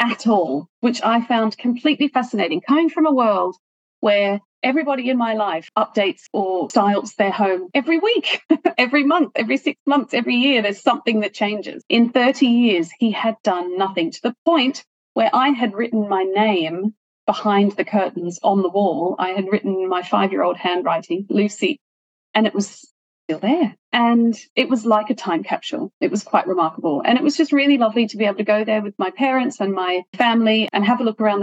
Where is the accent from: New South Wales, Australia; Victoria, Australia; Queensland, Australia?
New South Wales, Australia; Sydney; I grew up in Hornsby in Sydney, which is kind of 45 minutes north of Sydney City.